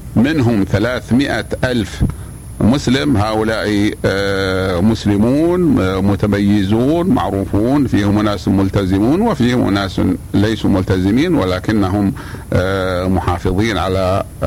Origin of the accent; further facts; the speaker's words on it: Saudi Arabia; بلادنا السعودية